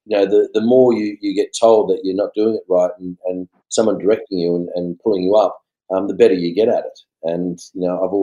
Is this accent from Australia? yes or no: yes; Blacktown, New South Wales, Australia; also born or lived in Tamworth, New South Wales; I was born in Tamworth, lived on a farm for 4 or 5 years, And then we left and went to a dairy farm. And we actually left that dairy farm when I was about 8, and we moved to the Western suburbs. So I actually grew up mainly around Blacktown area